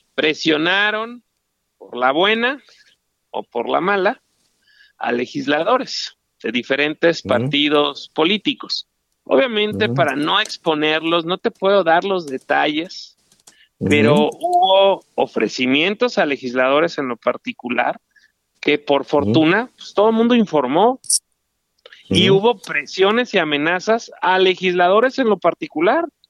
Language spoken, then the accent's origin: Spanish; Mexico; Nosotros somos mexicanos de corazón, de convicción, de nacimiento.